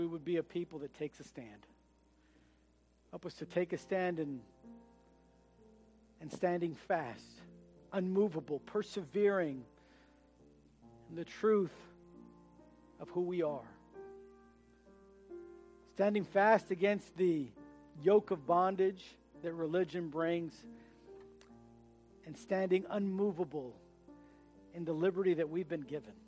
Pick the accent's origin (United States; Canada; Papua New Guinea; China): United States; as an American